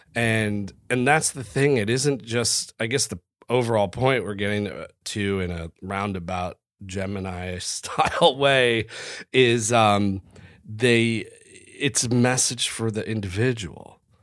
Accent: United States; As an American

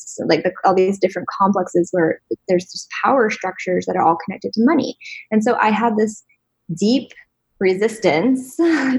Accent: East Coast, United States; I grew up on the East Coast where it was like very, just a different kind of like

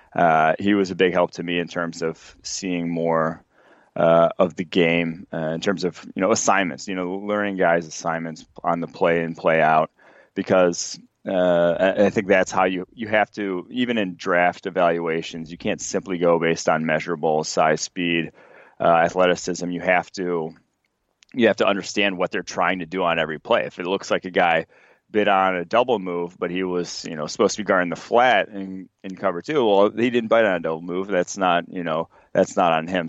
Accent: Milwaukee, Wisconsin, United States; I grew up in Milwaukee

